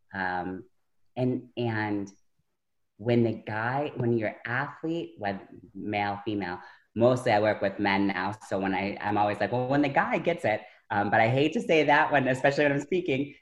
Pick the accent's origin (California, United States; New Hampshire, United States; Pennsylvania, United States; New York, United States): New York, United States; Buffalo; I'm from Buffalo